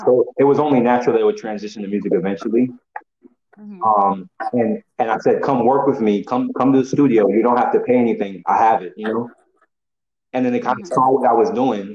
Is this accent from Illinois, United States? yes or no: yes; Illinois, United States; I'm 21 from Illinois originally